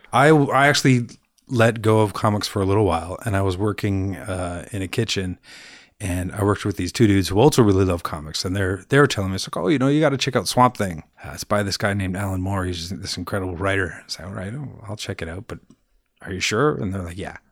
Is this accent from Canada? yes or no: yes; Brampton, Ontario, Canada; also born or lived in Montreal / Toronto; now in Pickering, Canada; Started in Montreal and then moved to Brampton